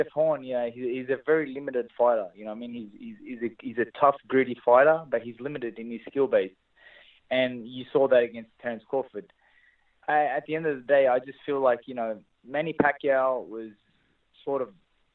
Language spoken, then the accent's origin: English; Australia; my hometown of Australia